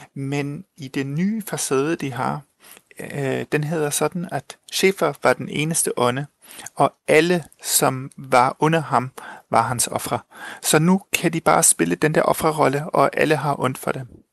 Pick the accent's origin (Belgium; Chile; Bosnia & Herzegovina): Chile; moved away; Jeg er tysk chilener, men jeg blev født og vokset op i Chile